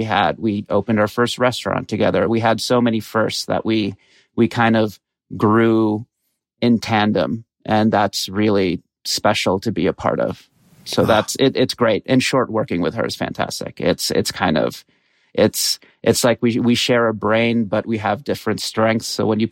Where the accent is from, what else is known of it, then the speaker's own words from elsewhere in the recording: Qatar; So my dad's Egyptian, my mom's Bolivian. I grew up in Qatar, in a Brazilian community there